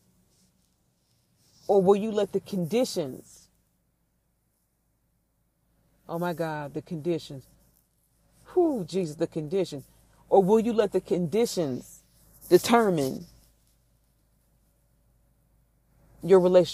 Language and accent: English; Midwest, United States; I grew up in the Midwest